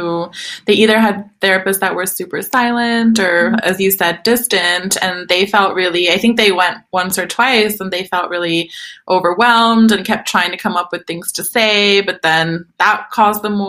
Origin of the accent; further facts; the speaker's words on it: Turkey; now in Sweden; when I was growing up in Turkey